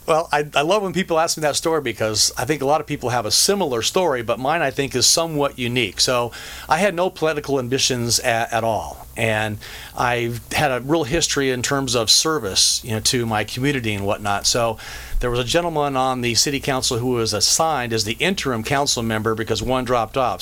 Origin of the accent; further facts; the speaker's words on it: Colorado, United States; moved away as an adult; now in Orange County, United States; I grew up in Colorado, graduated from high school there